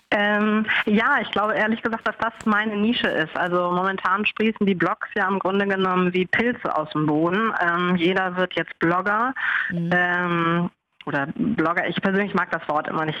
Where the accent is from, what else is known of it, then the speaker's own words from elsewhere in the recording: Hamburg, Germany; ich komme aus Hamburg.